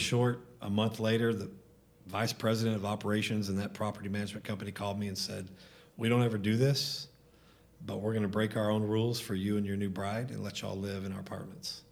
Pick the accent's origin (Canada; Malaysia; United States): United States; DeSoto, Texas; I grew up in DeSoto